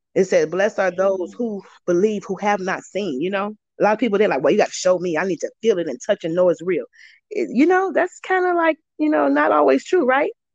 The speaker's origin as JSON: {"language": "English", "town": "Chicago", "region": "Illinois", "country": "United States", "moved": "yes", "said": "I'm from Chicago, Illinois"}